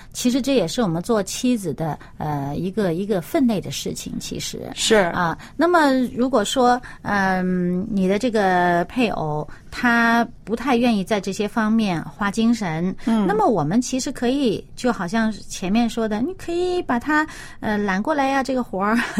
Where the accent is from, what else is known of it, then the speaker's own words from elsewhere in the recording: China; 我们中国人